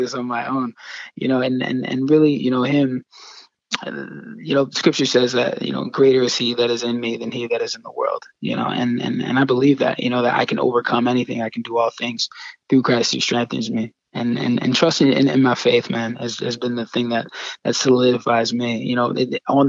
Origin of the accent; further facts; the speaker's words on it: Yardley, Pennsylvania, United States; here in my hometown over here in Yardley, Pennsylvania.